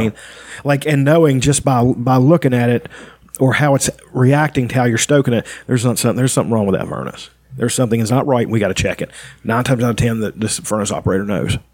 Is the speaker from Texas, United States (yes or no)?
no; West Virginia, United States; moved away; also born or lived in Bellevue, Ohio; I was from West Virginia